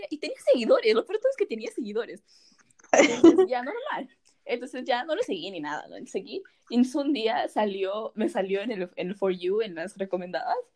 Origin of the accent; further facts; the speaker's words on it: Peru; Y si yo soy blanco es porque tengo familia del extranjero, pero soy peruano.